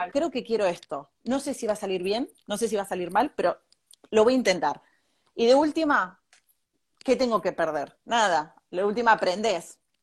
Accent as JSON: {"language": "Spanish", "town": "Bahía Blanca", "region": "Buenos Aires Province", "country": "Argentina", "also_born_or_lived": "Mar del Plata", "moved": "as an adult", "lives_now": "Spain", "said": "yo soy de Bahía Blanca"}